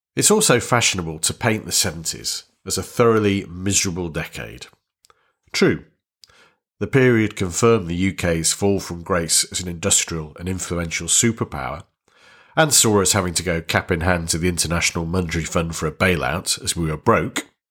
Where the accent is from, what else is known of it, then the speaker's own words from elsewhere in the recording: Warrington, North West England, United Kingdom; I was born in Warrington, which was then a small northern town in Lancashire